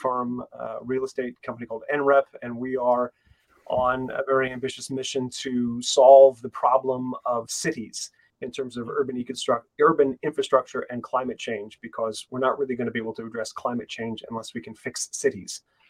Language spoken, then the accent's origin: English; San Francisco, California, United States; moved away as an adult; now in England; I'm originally from San Francisco, based now for about 9 years in England.